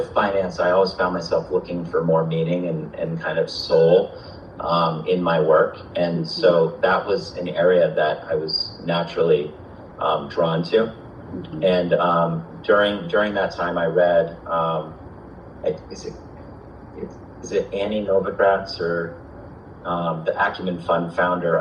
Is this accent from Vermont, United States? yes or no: yes; Vermont, United States; I grew up in Vermont, so nature's always been just a part of my life